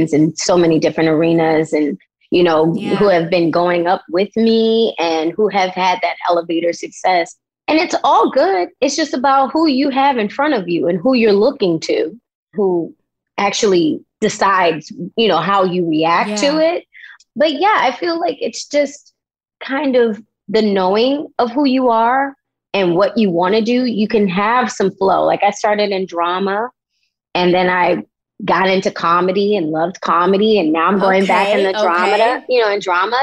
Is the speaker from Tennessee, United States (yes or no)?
no; Baltimore, Maryland, United States; moved away as an adult; also born or lived in Los Angeles, California; I was born and raised in Baltimore City